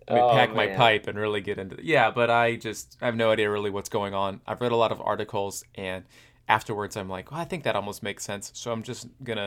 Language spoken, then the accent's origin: English; Florida, United States; growing up in Florida in the summer